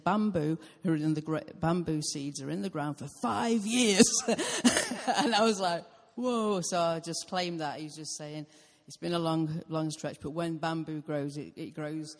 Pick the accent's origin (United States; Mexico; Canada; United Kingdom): United Kingdom; I'm British.